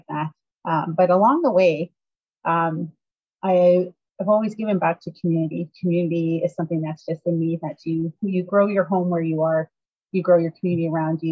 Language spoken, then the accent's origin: English; Northern Alberta, Canada; I grew up in Northern Alberta